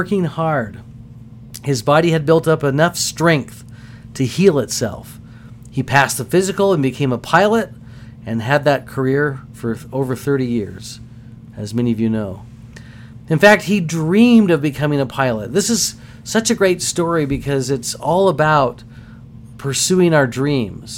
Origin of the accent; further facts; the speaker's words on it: Texas, United States; I'm a Texan